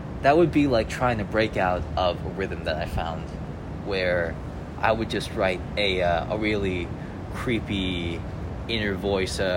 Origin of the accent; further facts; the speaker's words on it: Vernon Hills, Illinois, United States; I'm from Vernon Hills, Illinois. So that's like a small town about an hour outside Chicago